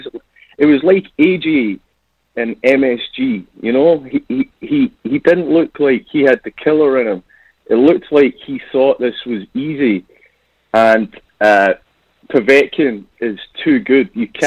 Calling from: Scotland, United Kingdom; I'm calling in from Scotland in the UK.

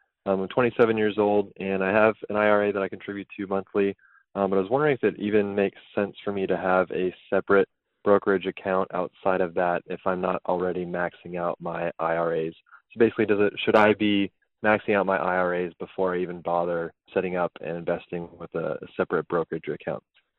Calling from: Jacksonville, Florida, United States; I'm calling from Jacksonville, Florida.

